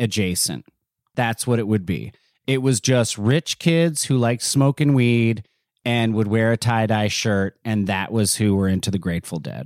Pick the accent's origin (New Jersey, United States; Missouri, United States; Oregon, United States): New Jersey, United States; Neptune; also born or lived in Asbury Park, New Jersey; I'm from Jersey, I was, I'm from Neptune